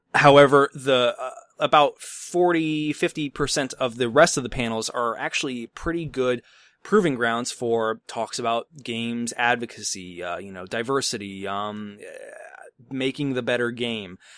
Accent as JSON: {"language": "English", "town": "Chicago", "region": "Illinois", "country": "United States", "said": "I'm from the Chicago area"}